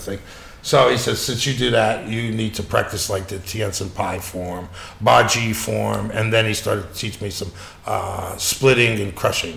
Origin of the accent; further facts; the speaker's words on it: Pittsburgh, Pennsylvania, United States; I grew up in Pittsburgh in a steel town